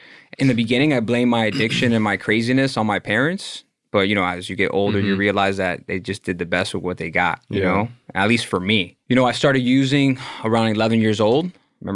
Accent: Miami, Florida, United States; Born and raised in Miami, County of Dade.

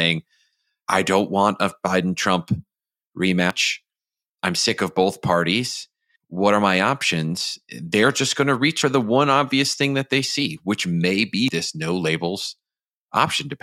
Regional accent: Michigan, United States; Michigan, my home state

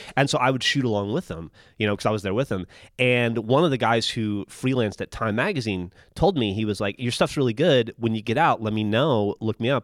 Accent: Alabama, United States; moved away as an adult; now in Austin, United States; I was from Alabama

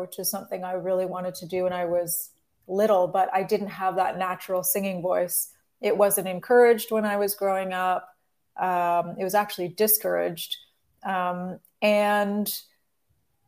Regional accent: Forest, Ontario, Canada; also born or lived in Sarnia, Ontario; I grew up between Forest, Ontario, which is a small town outside of London, and Sarnia

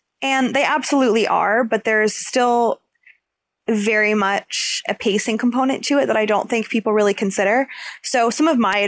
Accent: United States; being American

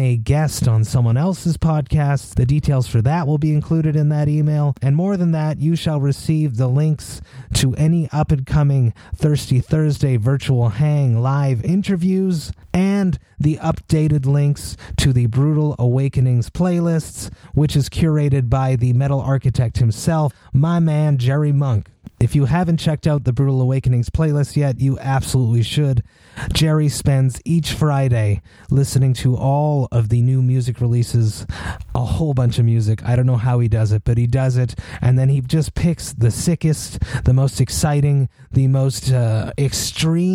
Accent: Montreal, Quebec, Canada; I am so, so proud to be from Montreal

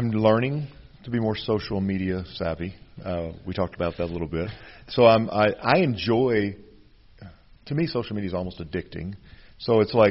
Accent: Pine Bluff, Arkansas, United States; I grew up in Central Arkansas. I mean, that's legitimate. I'm from Pine Bluff, Arkansas.

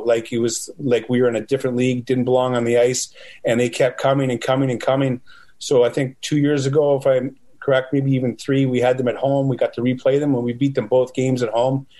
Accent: Western Canada, Canada; also born or lived in Eau Claire, Wisconsin; I'm from Western Canada

